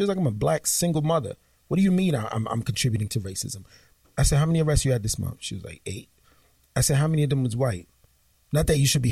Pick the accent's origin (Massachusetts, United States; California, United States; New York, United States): New York, United States; New York City; growing up in Flatbush, Brooklyn in the 90s